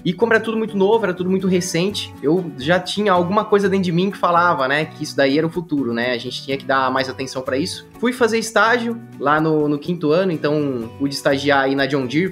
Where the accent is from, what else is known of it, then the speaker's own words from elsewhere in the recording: Piracicaba, São Paulo, Brazil; Nasci aqui em Piracicaba, então conhecia todas as salas, conhecia todos os departamentos da Exalc.